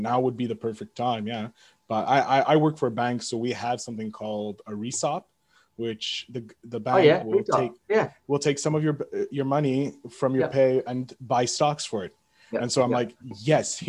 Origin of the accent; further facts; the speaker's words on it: Canada; I'm French Canadian through and through